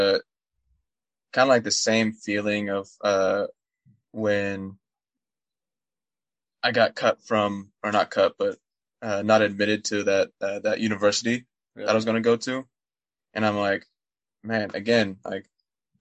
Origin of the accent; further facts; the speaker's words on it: Seattle, Washington, United States; moved away; I'm from Seattle